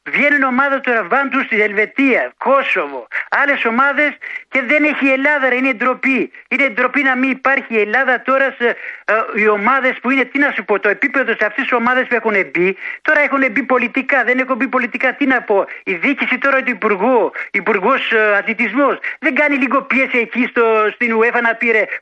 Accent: Gjirokastër, Gjirokastër County, Albania; now in Piraeus, Greece; από Πειραιά. Έχω πάρει πριν δύο μήνε ε, που είμαι από το από το Αργυρόκαστρο.

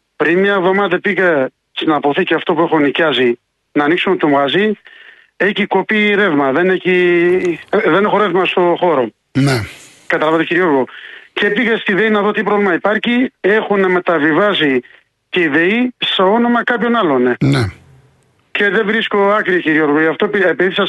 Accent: from Iraq, Kurdistan Region, Iraq; Greek is a second language; moved away as an adult; now in Tavros, Greece; Είμαι Κούρδο, από Ιράκ, είμαι και είμαι γύρω στις 25 χρόνια εδώ στην Ελλάδα

